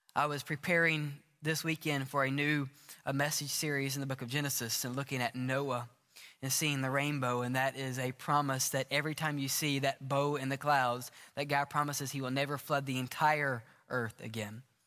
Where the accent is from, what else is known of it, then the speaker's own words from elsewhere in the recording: the South, United States; moved away; I remember growing up in South, in the South